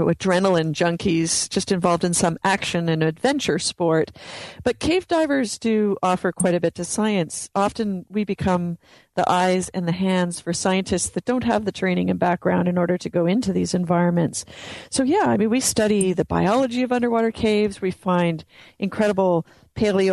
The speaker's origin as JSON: {"language": "English", "country": "Canada", "tie": "born or raised there", "said": "growing up in Canada"}